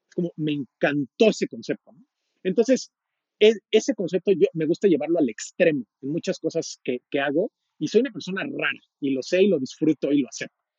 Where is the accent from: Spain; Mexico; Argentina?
Mexico; yo soy mexicano, tengo 38 años